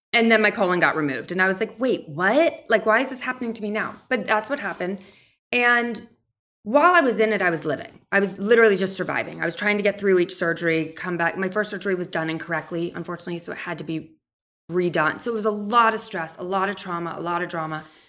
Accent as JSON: {"language": "English", "region": "New York", "country": "United States", "tie": "born or raised there", "also_born_or_lived": "Nashville, Tennessee", "said": "I grew up right outside of New York City"}